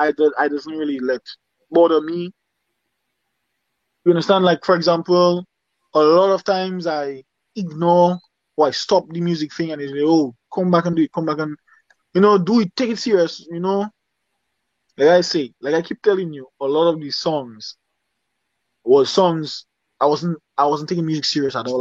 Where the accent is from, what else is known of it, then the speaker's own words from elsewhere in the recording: Dominica; accent: Dominican; I sing the way I sing in my Dominican accent